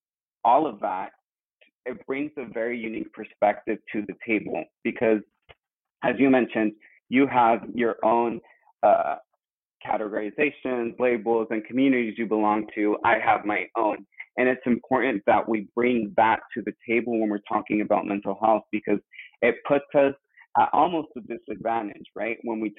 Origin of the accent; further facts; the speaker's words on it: Mexico; born there; coming from an immigrant family, and as you know, I was born in Mexico, and also I identify as a gay male.